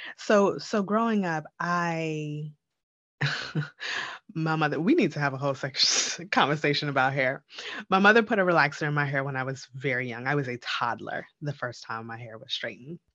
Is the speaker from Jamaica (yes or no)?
yes; Jamaica; we're both Jamaican